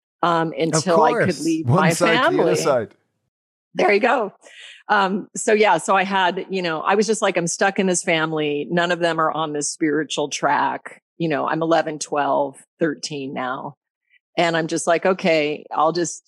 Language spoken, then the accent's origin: English; Alaska, United States; also born or lived in Colorado; I was born in Colorado and then raised in Alaska. I moved to Alaska when I was 9.